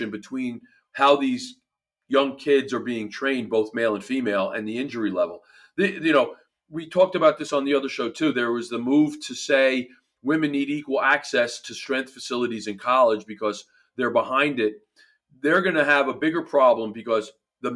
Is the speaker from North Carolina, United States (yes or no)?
no; New Jersey, United States; accent: New Jersey; my New Jersey accent voice